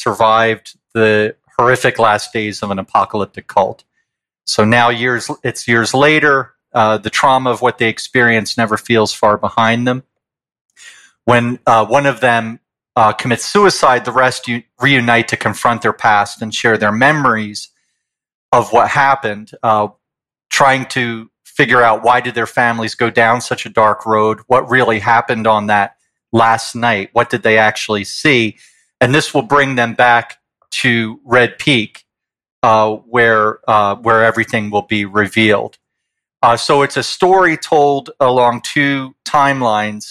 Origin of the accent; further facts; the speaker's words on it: New York, United States; moved away as an adult; now in Calgary, Canada; I'm from the States originally. I'm a New Yorker and moved here in 2003